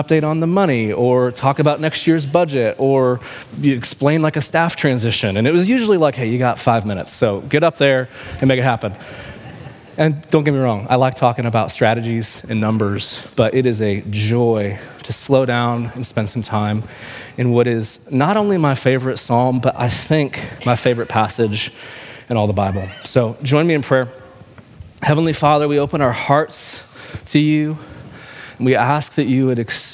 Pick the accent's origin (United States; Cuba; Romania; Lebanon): United States; Kansas City, Missouri; I'm from Kansas City